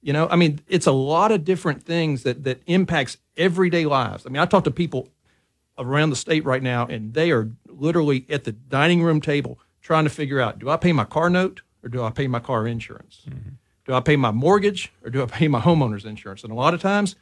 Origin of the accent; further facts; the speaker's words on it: DeRidder, Louisiana, United States; now in Baton Rouge, United States; I'm originally from DeRidder. I live in Baton Rouge now